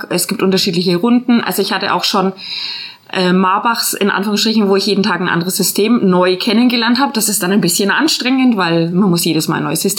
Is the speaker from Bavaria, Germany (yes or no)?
yes; Nuremberg, Bavaria, Germany; moved away; also born or lived in Swabia; Ich komme nämlich aus Nürnberg